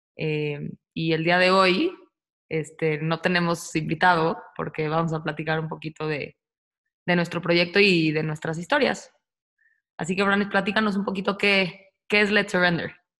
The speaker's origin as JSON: {"language": "Spanish", "region": "Mexico City", "country": "Mexico", "tie": "born or raised there", "also_born_or_lived": "Australia", "moved": "as an adult", "said": "yo también nací en la Ciudad de México"}